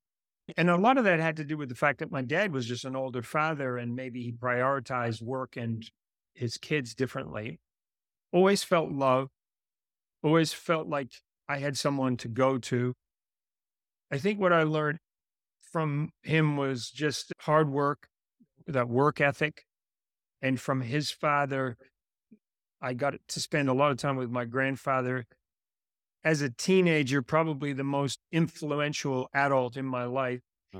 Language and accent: English; Antigua & Barbuda; And growing up in Antigua, I was a bit of a free spirit. I used to ride my bicycle all over the island.